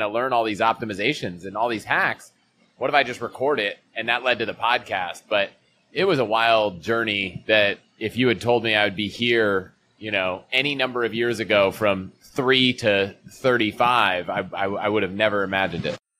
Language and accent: English; Virginia outside DC, United States; moved away as an adult; also born or lived in Colorado; I grew up in Virginia outside DC, went to college in Colorado